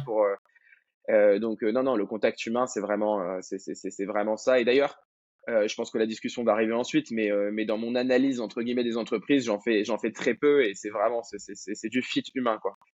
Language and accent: French; Madagascar; moved away as an adult; now in France; j'ai grandi à Madagascar, euh, après mon bac, je, suis arrivé en France